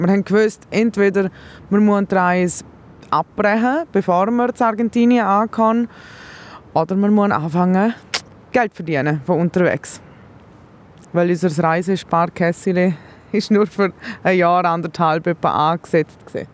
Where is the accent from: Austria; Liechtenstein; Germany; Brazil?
Liechtenstein; ich bin Liechtensteinerin